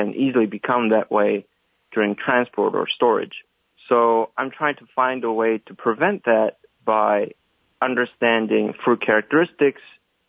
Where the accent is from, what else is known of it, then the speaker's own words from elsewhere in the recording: Daegu, South Korea; moved away as an adult; also born or lived in Seoul, South Korea; now in Kannapolis, United States; I'm from South Korea, from a city called Daegu. I got my bachelor's and master's degree at Seoul National University